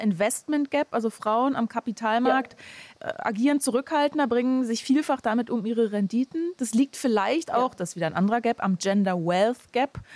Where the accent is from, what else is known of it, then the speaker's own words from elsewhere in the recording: Germany; bei uns in Deutschland